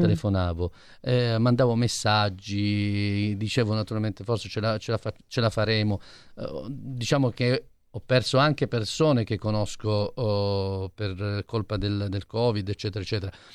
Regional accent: Apulia, Italy; io da buon pugliese

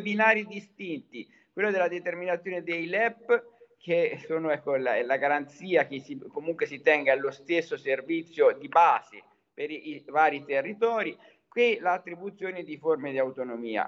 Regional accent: Tuscany, Italy; also born or lived in Arezzo; da toscano

